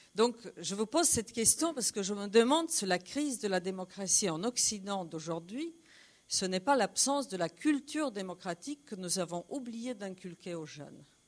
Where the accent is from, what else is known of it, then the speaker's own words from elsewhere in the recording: Poland; je suis polonaise